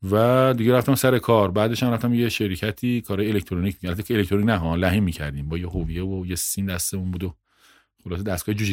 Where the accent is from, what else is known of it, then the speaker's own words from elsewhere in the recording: Bahar, Hamadan Province, Iran; also born or lived in Ilam / Abdanan / Tehran; متولد تیر 56 م همدانی هم هستم بهار همدان شهری تقریبا 15 کیلومتری همدان و پدر و مادر از اهل اونجان من تو خودم توی پایگاه نوژه دنیا آمدم